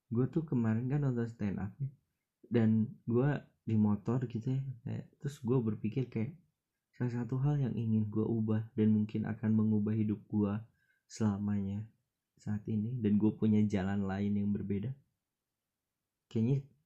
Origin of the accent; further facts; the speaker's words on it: Batujajar, West Java, Indonesia; temen-temen gue di daerah gue gitu di Batu Jajar di Kabupaten Bandung Barat